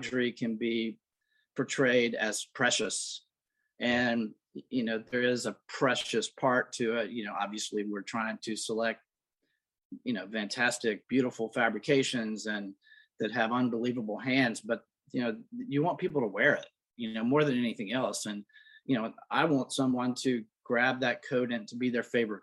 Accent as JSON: {"language": "English", "region": "South Louisiana", "country": "United States", "tie": "born or raised there", "also_born_or_lived": "New York / Los Angeles", "moved": "yes", "lives_now": "Florence, Alabama, United States", "said": "I grew up in the South. I'm from South Louisiana"}